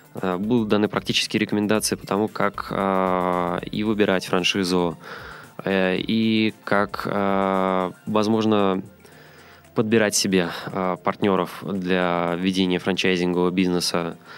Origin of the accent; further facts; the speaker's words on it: Saint Petersburg, Russia; moved away as an adult; now in Moscow, Russia; Сам я родом из Петербурга